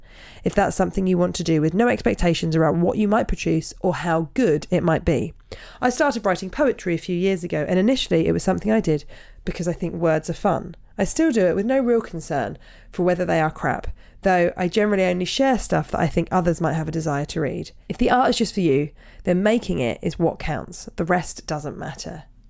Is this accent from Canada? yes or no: yes; Canada; also born or lived in United Kingdom; I'm Canadian and have lived in the UK